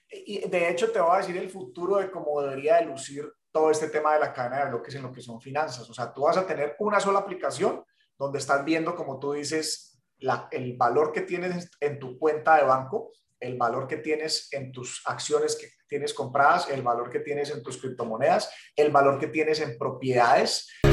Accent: Cali, Valle del Cauca, Colombia; moved away as an adult; now in Miami, United States; yo soy de la ciudad de Cali, en Colombia

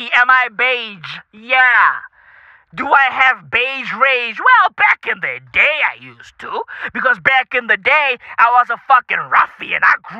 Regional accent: South Africa; Hey, listen, I'm from South Africa, I get it, but I grew up with that bitch as a part of my fucking vocab.

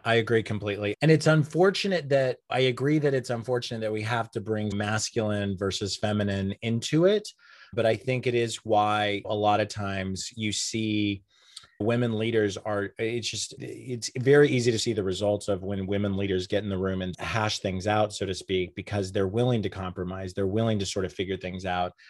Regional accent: Enid, Oklahoma, United States; moved away as an adult; now in New York City, United States; I grew up in Enid, Oklahoma.

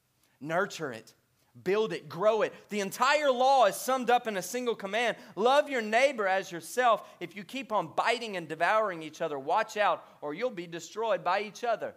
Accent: Bossier City, Louisiana, United States; moved away; I grew up in Bossier City, Louisiana

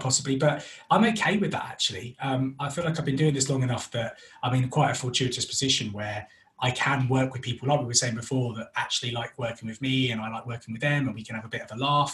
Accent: London, United Kingdom; moved away as an adult; now in West Midlands, United Kingdom; we're originally from North London, which is why I have this wonderful accent um, but recently moved it's up to the West Midlands

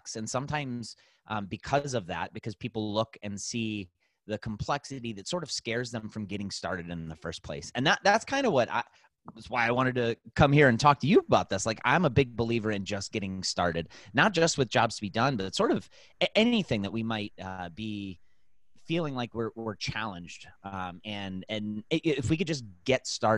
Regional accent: Cleveland, Ohio, United States; We're from Cleveland, Ohio

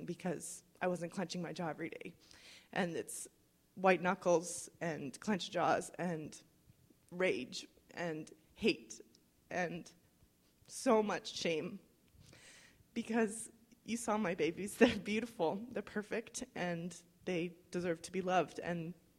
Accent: United States; I'm white, I'm well-educated, I'm middle class, I'm an American.

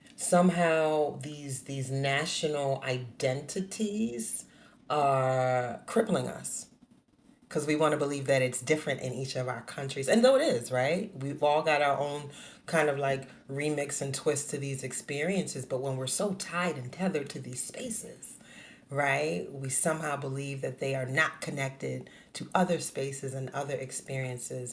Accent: New Orleans, Louisiana, United States; born and raised in New Orleans, Louisiana

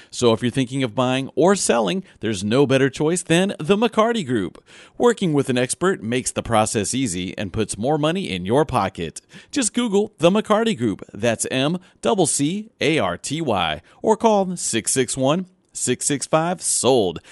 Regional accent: Southern Illinois, United States; I grew up in Southern Illinois

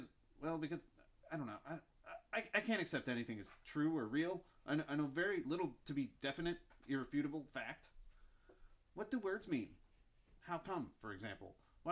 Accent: Chicago, Illinois, United States; Well, I'm from Chicago.

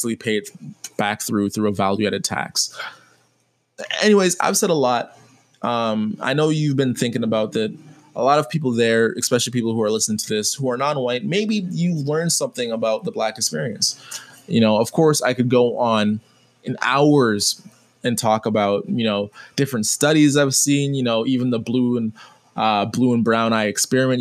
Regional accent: Jamaica; being Jamaican

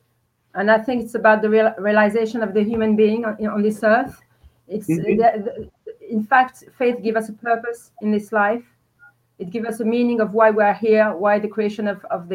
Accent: Paris, Île-de-France, France; moved away as an adult; also born or lived in Algeria; now in London, United Kingdom; I was born in Algeria originally, and I was raised in Paris, in France

